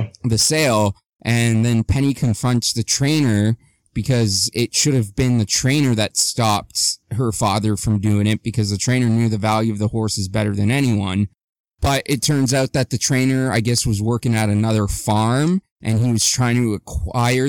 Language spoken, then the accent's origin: English; Ontario, Canada; a Canadian from Ontario